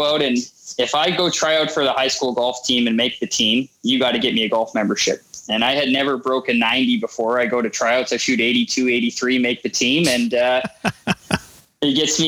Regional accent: Winnipeg, Manitoba, Canada; I grew up in Winnipeg

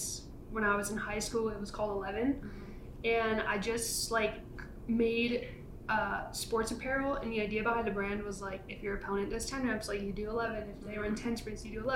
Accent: Rhode Island, United States; moved away as an adult; now in Denver, United States; I grew up in Rhode Island, lived there for mostly my whole life until I moved out here to Denver like a year ago

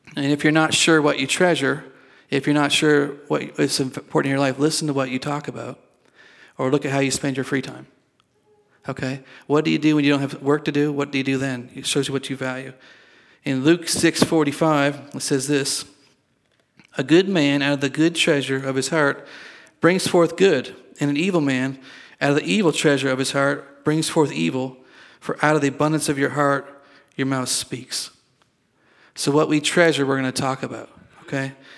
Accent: Sandford, Nova Scotia, Canada; moved away; I was born in Nova Scotia

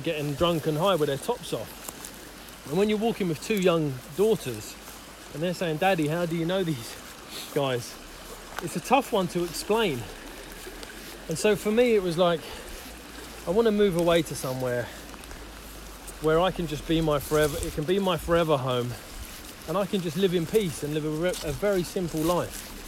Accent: Isleworth, London, United Kingdom; moved away as an adult; now in Devon, United Kingdom; I grew up in Isleworth.

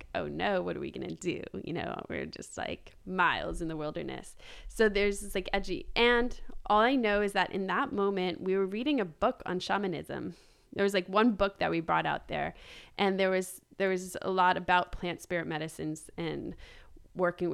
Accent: Boston, East Coast, United States; moved away as an adult; I was born in Boston and raised in the East Coast

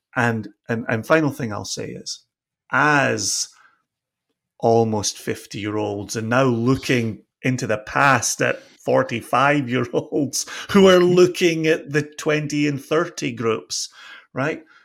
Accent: Scotland, United Kingdom; now in Virginia, United States; the off license, as we grew up calling it in Scotland

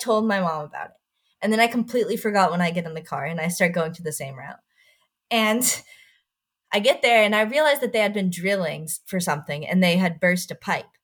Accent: Texas, United States; born or raised there

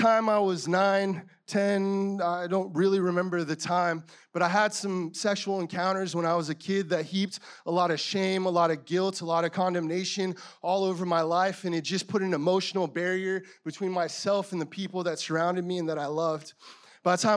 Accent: Yuma, Arizona, United States; moved away; also born or lived in San Francisco / La Mesa; I was born in a small town of Yuma, Arizona in 1994

